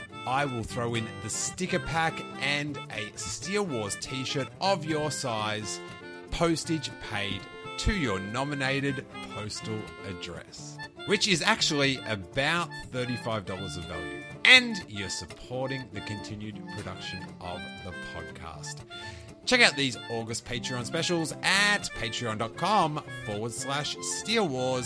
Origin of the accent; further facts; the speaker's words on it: Australia; now in United States; growing up in Australia